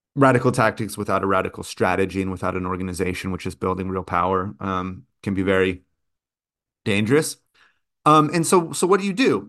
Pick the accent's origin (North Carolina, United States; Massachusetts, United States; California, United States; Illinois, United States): California, United States; moved away; also born or lived in Brazil; growing up in California